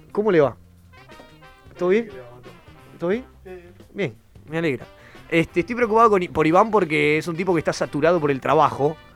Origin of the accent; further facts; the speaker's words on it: interior, Venezuela; no es como nosotros que venimos ahí del interior de Venezuela.